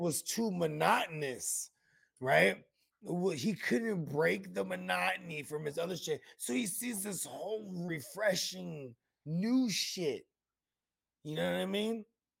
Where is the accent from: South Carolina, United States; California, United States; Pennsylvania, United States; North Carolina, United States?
California, United States; Silicon Valley; Because I'm from Silicon Valley.